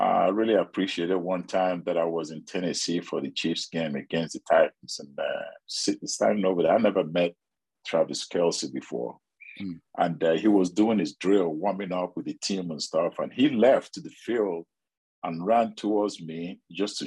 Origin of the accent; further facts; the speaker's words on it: Nigeria; now in United States; I grew up in Nigeria